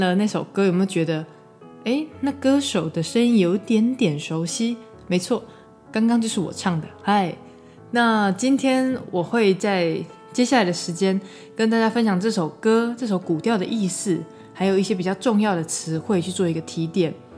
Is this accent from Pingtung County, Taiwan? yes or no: no; Shuiyuan village, Xiulin Township, Hualien County, Taiwan; 我的部落是花莲秀林水源部落